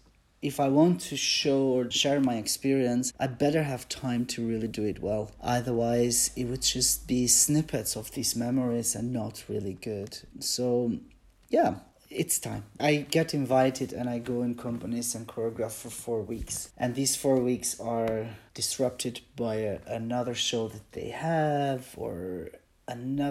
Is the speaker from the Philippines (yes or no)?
no; Albania; English is a second language; also born or lived in Switzerland; now in United Kingdom; I come from Albania